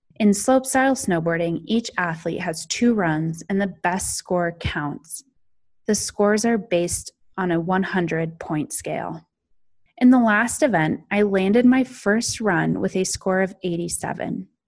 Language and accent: English; Snowmass Village, Colorado, United States; also born or lived in California; I was raised just outside of Aspen, Colorado, in another small mountain town called Snowmass Village